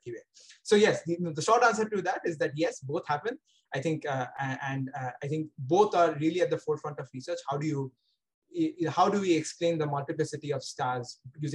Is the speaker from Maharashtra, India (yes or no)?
no; Kolkata, West Bengal, India; moved away as an adult; also born or lived in Bangalore / Pasadena; now in Cambridge, United States; I grew up in Kolkata and I was born in Kolkata.